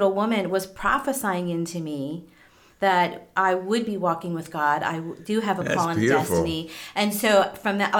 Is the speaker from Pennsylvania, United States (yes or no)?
yes; East Earl, Pennsylvania, United States; also born or lived in Ohio; I grew up in East Earl